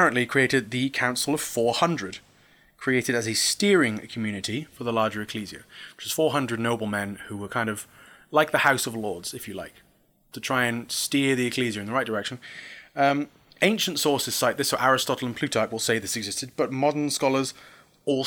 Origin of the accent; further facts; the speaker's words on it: England, United Kingdom; I'm English.